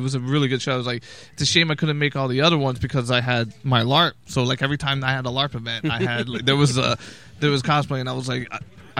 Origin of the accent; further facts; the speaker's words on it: Vineland, New Jersey, United States; my hometown of Vineland